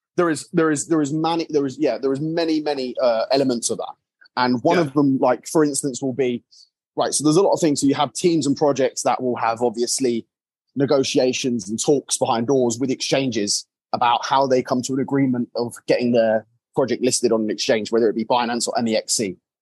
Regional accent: England, United Kingdom; I'm English

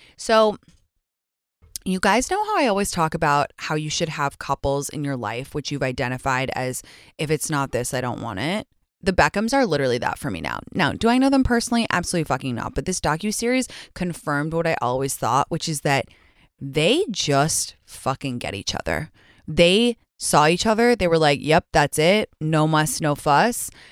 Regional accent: England, United Kingdom; moved away; I grew up in England

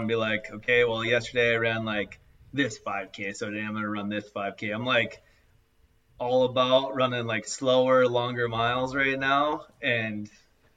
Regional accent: Mandan, North Dakota, United States; I'm from Mandan, North Dakota

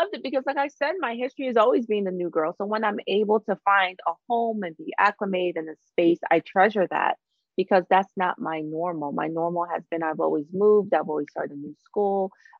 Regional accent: Long Island, New York, United States; I'm a Long Island girl. I grew up in Long Island, you know, I'm a New York girl.

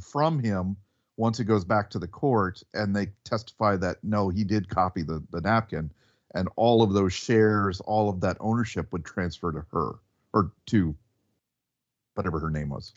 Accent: the South, United States; we're from the South and we hear real Southern accents

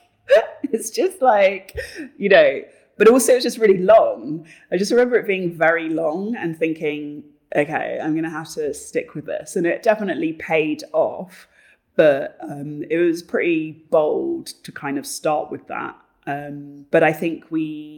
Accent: London, United Kingdom; moved away as an adult; also born or lived in Bristol; now in Berlin, Germany; I had grown up in a privileged area, you know, I'm from Battersea, it is really affluent there

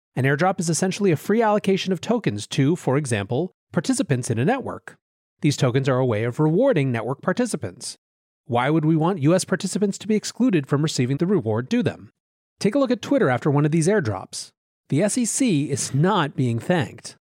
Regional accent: Western Reserve, Ohio, United States; I am from Ohio, which once was what the West meant to people coming from the States on the Eastern Seaboard. Reflecting that history, the part of Ohio I am from is called the Western Reserve.

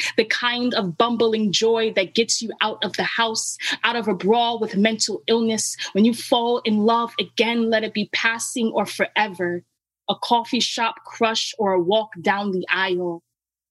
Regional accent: New York City, New York, United States; I'm from the Bronx, New York

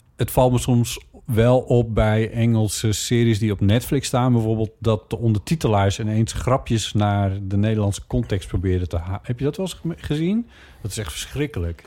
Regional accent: Friesland, Netherlands; moved away; de boerderij waar ik ben opgegroeid en waar wij jaren hebben gewoond

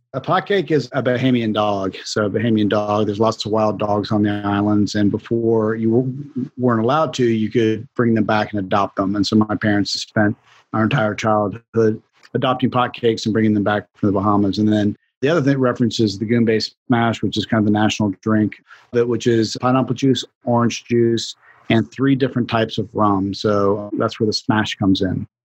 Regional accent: Florida, United States; I grew up in Florida

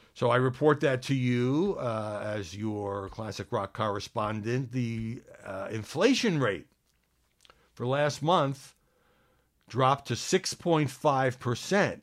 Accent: New York City, New York, United States; moved away; I grew up in Brooklyn

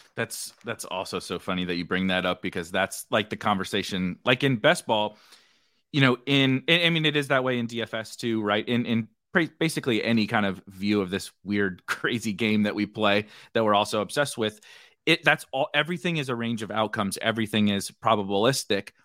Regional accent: St. Louis, Missouri, United States; I'm from Saint Louis, was a big Saint Louis Ra-, Rams fan

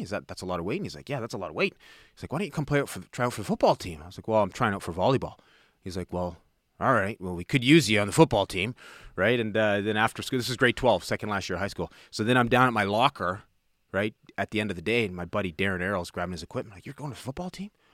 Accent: Toronto, Ontario, Canada; I grew up in Toronto, the West End, uh, the city, an area called Etobicoke

